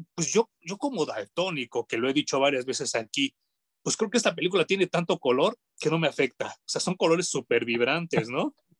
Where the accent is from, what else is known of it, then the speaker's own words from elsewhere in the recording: Mexico; como de mexicano